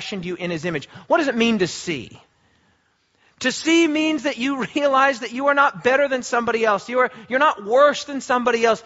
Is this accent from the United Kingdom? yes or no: no; Australia; We are Australian